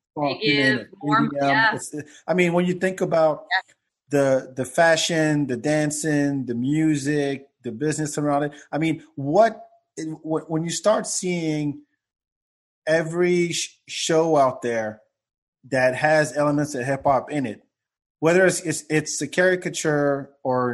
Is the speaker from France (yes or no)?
yes; France; also born or lived in Africa; now in United States; I grew up in France